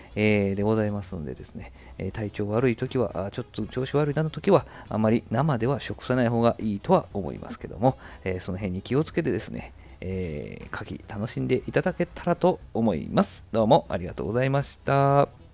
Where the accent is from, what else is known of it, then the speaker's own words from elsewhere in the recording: Hyogo, Japan; 地元の地元兵庫のね、相生